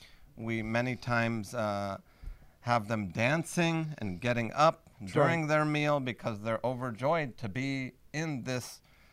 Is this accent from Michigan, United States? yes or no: no; Los Angeles, California, United States; moved away; I immigrated from Los Angeles, California 23 years ago.